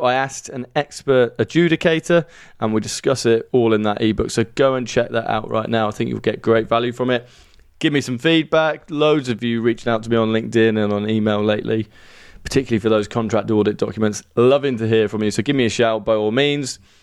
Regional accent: Birmingham, West Midlands, United Kingdom; accent: Brummie; Despite my Brummie accent, I have dual nationality to both the U K and Ireland

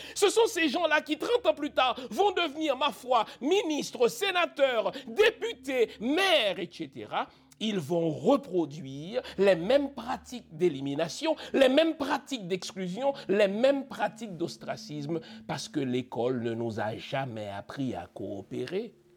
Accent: Cap-Haïtien, Nord, Haiti; Je suis né au Cap, j'ai grandi au Cap.

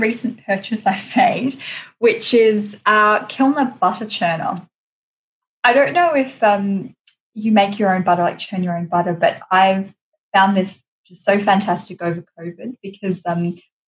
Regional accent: Australia; now in London, United Kingdom; I was born in Australia, raised in Australia, had a Greek background, now, you know, living in London

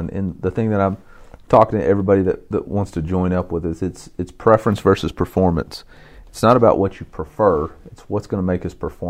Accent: Alma, Arkansas, United States; It's in the River Valley, about 40 miles south of Fayetteville.

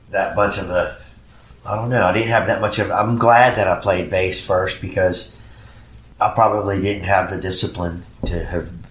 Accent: Puerto Rico; English is a second language; now in United States; when I first moved to the United States, I came here from Puerto Rico, mm-hmm. and I didn't speak English real well at first.

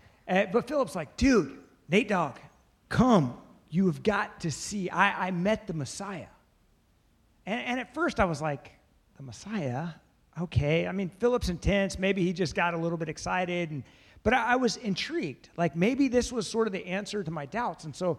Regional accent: Bethesda, Maryland, United States; We come from the same neighborhood, kind of. We're all from Bethesda

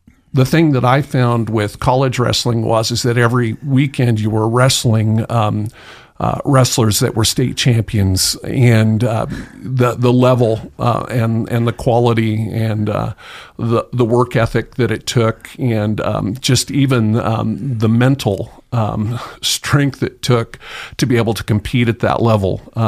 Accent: Tillamook, Oregon, United States; Oh, I loved the coast. Loved to fish. Learned to appreciate hunting in the rain.

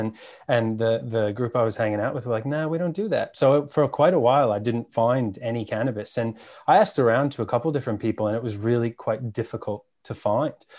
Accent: New York City, New York, United States; born or raised there; moved away as an adult; now in Australia

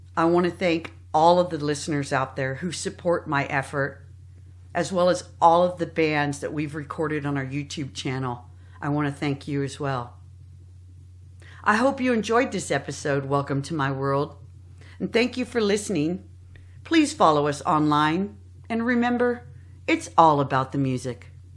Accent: San Jose, California, United States; I was born in the South Bay, in San Jose

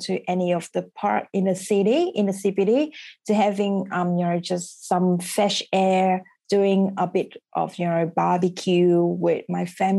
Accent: Vietnam; also born or lived in Brisbane, Australia; now in Perth, Australia; I'm from Vietnam.

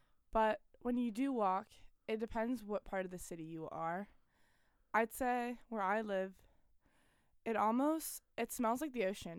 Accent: Panama City, Panama

